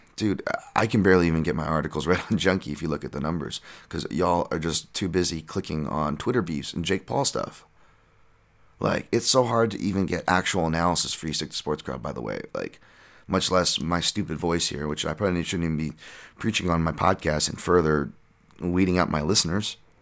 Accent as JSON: {"language": "English", "region": "Hawaii", "country": "United States", "tie": "born or raised there", "said": "growing up in Hawaii"}